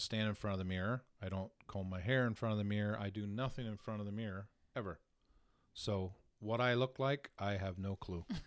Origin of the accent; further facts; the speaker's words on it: Southern Tier, Steuben County, New York, United States; the area that I grew up in was Southern Tier, uh, Steuben County